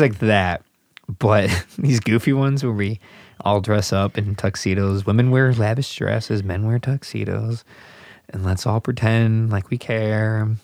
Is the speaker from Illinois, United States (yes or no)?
yes; Southwest suburbs of Chicago, Illinois, United States; accent: Chicago; I'm from the Southwest suburbs